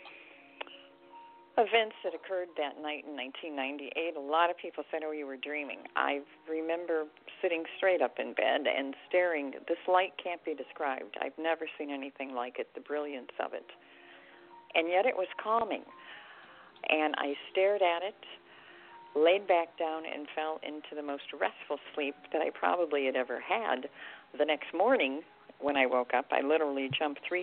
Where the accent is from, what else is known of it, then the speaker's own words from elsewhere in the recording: Detroit, Michigan, United States; I'm from the Detroit area